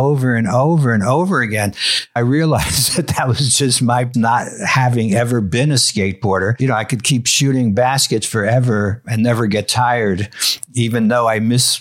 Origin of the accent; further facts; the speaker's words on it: New York, United States; I grew up in New York